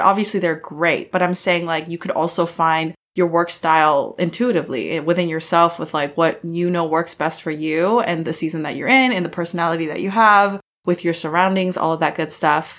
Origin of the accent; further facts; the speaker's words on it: United States; I'm an American Korean.